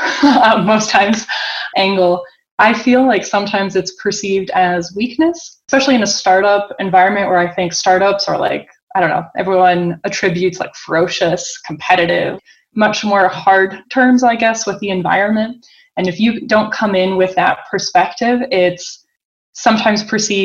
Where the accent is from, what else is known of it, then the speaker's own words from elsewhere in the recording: Boston, Massachusetts, United States; now in Zurich, Switzerland; I'm born and raised in Boston